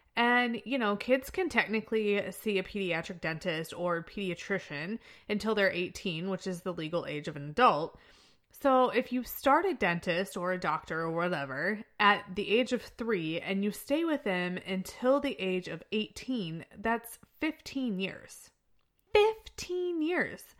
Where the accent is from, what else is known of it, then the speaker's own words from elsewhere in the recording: Chester, Illinois, United States; moved away; I'm from Chester, Illinois because of the stability that I had growing up